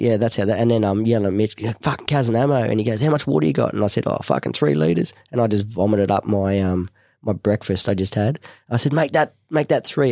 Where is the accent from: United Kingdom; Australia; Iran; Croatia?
Australia; Cronulla, New South Wales; also born or lived in Manly; I'm the Cronulla boy